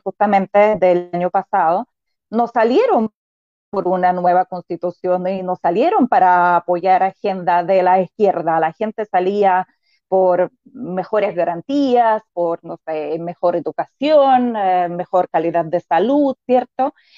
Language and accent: Spanish; Belarus; born or raised there; moved away as an adult; now in Chile